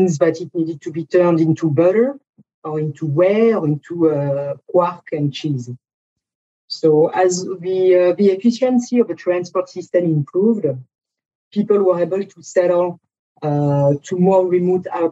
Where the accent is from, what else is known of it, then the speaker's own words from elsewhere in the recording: France; moved away as an adult; now in United States; my accent tells a lot about myself. So I'm French. I've been living in the US for 20 years